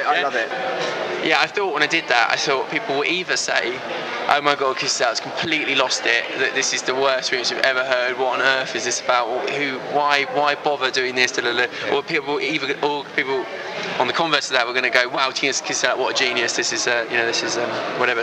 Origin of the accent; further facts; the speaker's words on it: Essex, East of England, United Kingdom; growing up in Essex